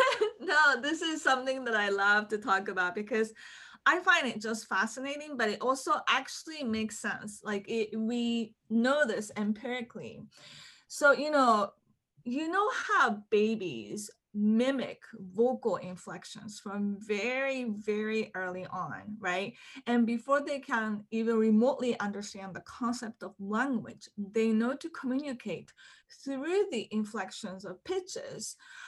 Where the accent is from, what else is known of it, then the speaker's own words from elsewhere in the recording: Hong Kong; moved away; also born or lived in Japan; so I was born in Japan, but my family relocated to Hong Kong when I was one year old. And so in Hong Kong, my parents spoke to me in Japanese, my nanny spoke to me in Cantonese, and my kindergarten was in English.